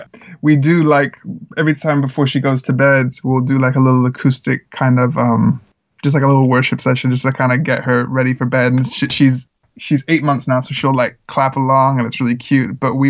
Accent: Czechia; I grew up in the Czech Republic where there was a lot of like American missionaries, and my family and I weren't missionaries.

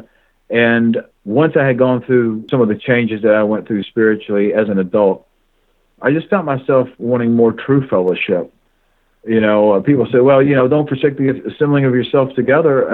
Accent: Kentucky, United States; I was born and raised in Kentucky

